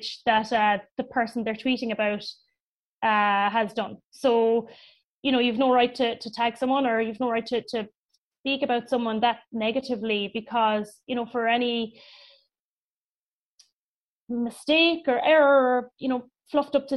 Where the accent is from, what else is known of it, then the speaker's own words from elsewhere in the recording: Cork, Munster, Ireland; I'm from Cork